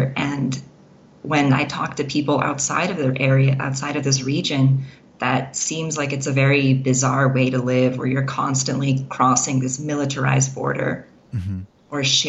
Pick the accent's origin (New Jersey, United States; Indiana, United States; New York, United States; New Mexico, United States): New Mexico, United States; Las Cruces; also born or lived in Wyoming / Southern California; Yeah, in Las Cruces, New Mexico.